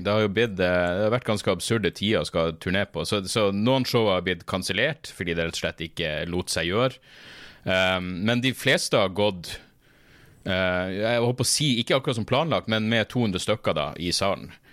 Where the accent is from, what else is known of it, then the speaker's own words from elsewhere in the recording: Narvik, Nordland, Norway; accent: Northern Norwegian; now in Oslo, Norway; jeg kom meg bort fra Narvik